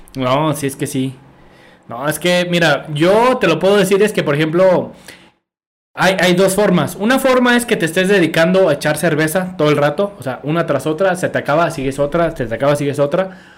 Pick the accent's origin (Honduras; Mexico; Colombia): Mexico